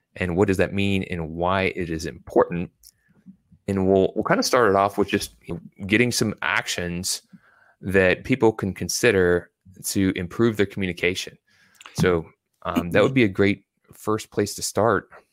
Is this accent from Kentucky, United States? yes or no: yes; Louisville, Kentucky, United States; also born or lived in Virginia Beach, Virginia; I was born in Virginia Beach, Virginia, but I was raised in Louisville, Kentucky